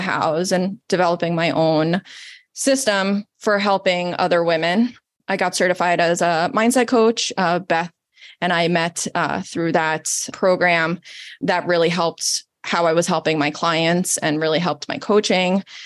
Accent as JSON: {"language": "English", "country": "Italy", "tie": "born or raised there", "moved": "yes", "said": "I'm Italian, born and raised in Italy, off the boat"}